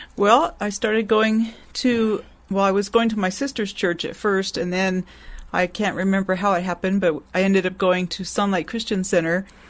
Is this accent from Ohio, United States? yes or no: no; Long Beach, California, United States; also born or lived in Santa Maria, California; I was born in Long Beach, California. I'm a native Californian and lived mostly in Southern California.